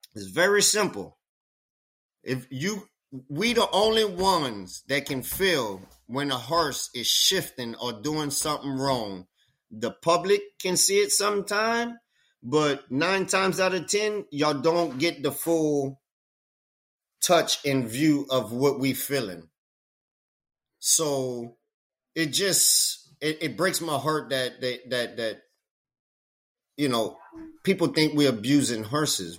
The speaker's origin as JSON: {"language": "English", "region": "Louisiana", "country": "United States", "tie": "born or raised there", "said": "I was born in Louisiana."}